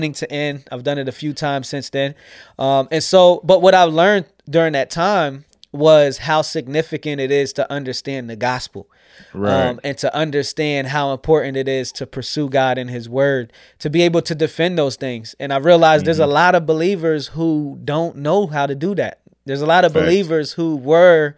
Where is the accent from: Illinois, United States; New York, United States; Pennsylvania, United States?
Pennsylvania, United States; York; also born or lived in Scranton, Pennsylvania / New Jersey / Alexandria, Virginia; I grew up here in York, PA